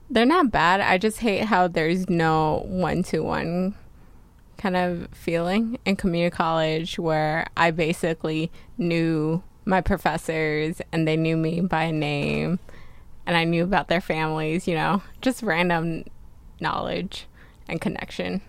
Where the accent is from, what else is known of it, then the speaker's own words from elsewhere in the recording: New Jersey, United States; moved away as an adult; also born or lived in Pasadena, California; now in California, United States; I came from New Jersey and I didn't know where I wanted to go to college yet, but I knew for sure I didn't want to live in New Jersey anymore